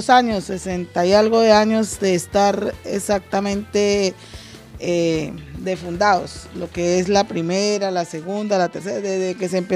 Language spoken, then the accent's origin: Spanish; Cúcuta, Norte de Santander, Colombia; venimos en la descendencia, por lo menos mis padres están desde esa época, nosotros estamos desde esa época, yo soy atalayera de cepa, pues nací en esa casa.